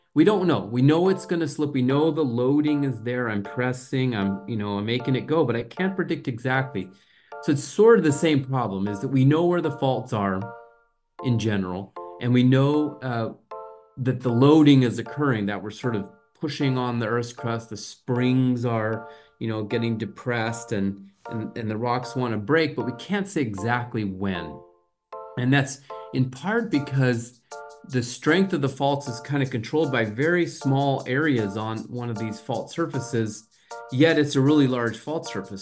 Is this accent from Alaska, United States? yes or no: no; New Mexico, United States; moved away as an adult; also born or lived in Southern California / Arizona; I grew up in New Mexico in the southwestern U S